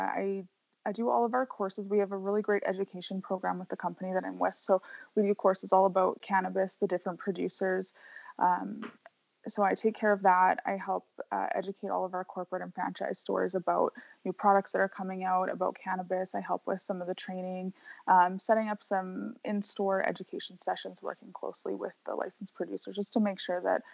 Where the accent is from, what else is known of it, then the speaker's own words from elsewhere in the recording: British Columbia, Canada; moved away; I grew up in British Columbia, which is kind of like the weed capital of Canada.